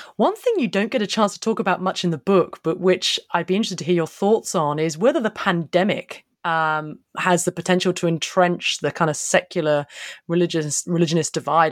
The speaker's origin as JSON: {"language": "English", "country": "United Kingdom", "said": "I'm a Brit"}